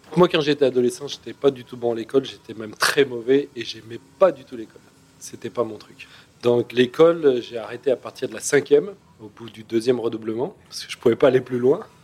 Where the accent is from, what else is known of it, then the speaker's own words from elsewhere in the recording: Grenoble, Auvergne-Rhône-Alpes, France; moved away; je suis de Grenoble